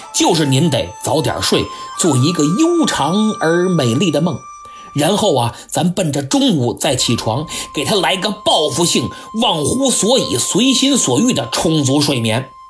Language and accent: Chinese; China; 我们中国人讲礼仪，但并不拘泥于礼仪